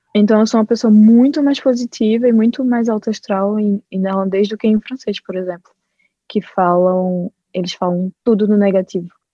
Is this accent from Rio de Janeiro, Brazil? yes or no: no; Olinda, Pernambuco, Brazil; moved away as an adult; now in Belgium; eu sou de Olinda